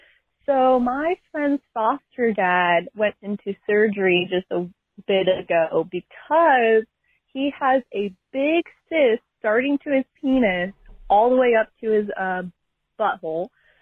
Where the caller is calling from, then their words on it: Washington, United States; I'm from Washington.